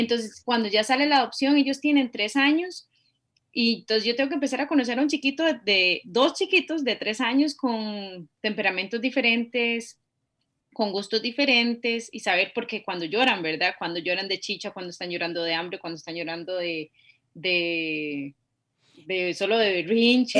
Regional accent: Costa Rica; Por ser ticas

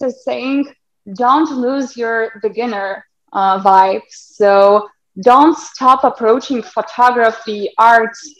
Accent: Lithuania; now in Poland; I'm from Lithuania.

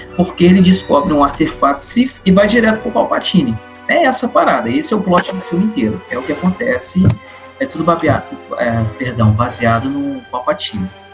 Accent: Brazil; sou de Pontes Itabapuana e engenheiro mecânico

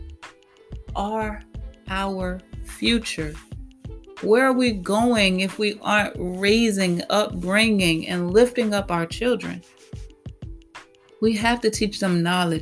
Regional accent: Petersburg, United States; I grew up in Fifth Ward. I grew up in what they call the heart of the hood

